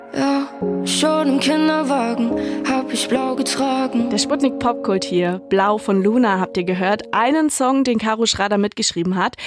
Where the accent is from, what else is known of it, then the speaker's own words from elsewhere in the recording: Erfurt, Thuringia, Germany; meine Heimat Erfurt